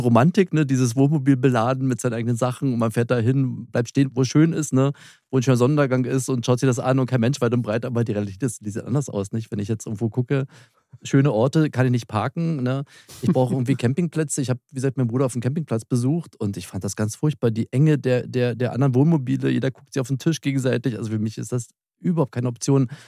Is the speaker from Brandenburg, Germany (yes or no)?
yes; Spreewald, Brandenburg, Germany; da komme ich her, das ist meine Heimat, das ist für mich kein Urlaub.